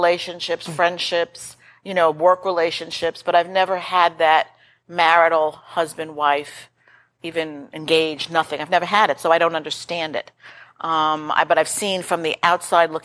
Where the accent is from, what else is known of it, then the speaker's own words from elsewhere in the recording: New York, United States; I'm from New York